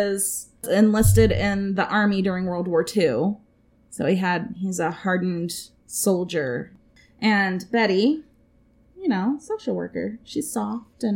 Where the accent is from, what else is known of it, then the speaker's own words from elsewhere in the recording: Florida, United States; moved away; I'm originally from Florida